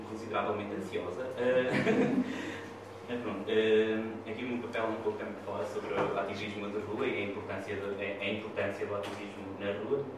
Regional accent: Chaves, Norte, Portugal; moved away as an adult; now in Coimbra, Portugal; eu não sou cá de Coimbra, sou de Chaves, vim para cá, vim para cá estudar

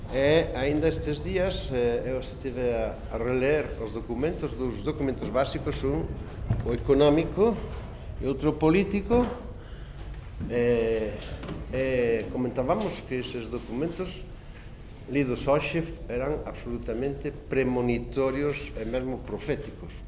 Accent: Galicia, Spain; accent: Galician

